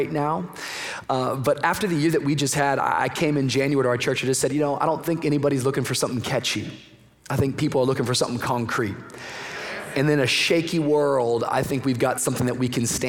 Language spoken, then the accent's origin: English; Miami, Florida, United States; I come from Miami